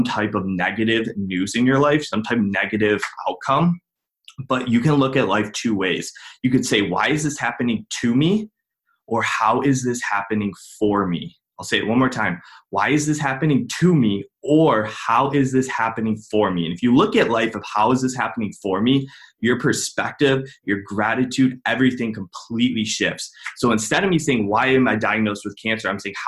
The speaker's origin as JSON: {"language": "English", "town": "Cleveland", "region": "Ohio", "country": "United States", "said": "I'm from Cleveland, Ohio"}